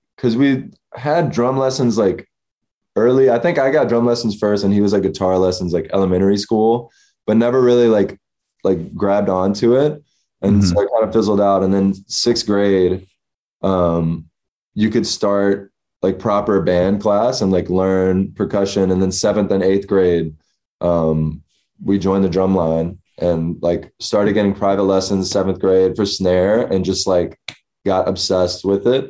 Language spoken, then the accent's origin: English; Memphis, Tennessee, United States; moved away as an adult; also born or lived in New Orleans, Louisiana; now in Los Angeles, United States; lived in Memphis, like born and raised, graduated high school